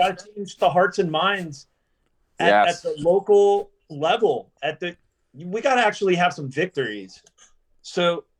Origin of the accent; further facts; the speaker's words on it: Reading, Pennsylvania, United States; growing up in Reading, PA.